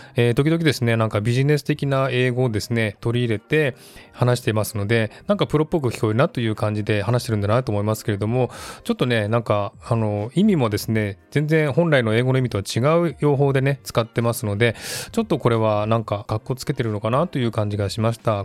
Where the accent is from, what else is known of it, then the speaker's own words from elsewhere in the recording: Japan; moved away as an adult; now in Australia; 私は日本で生まれ育ったので、日本人だなということが多々あります。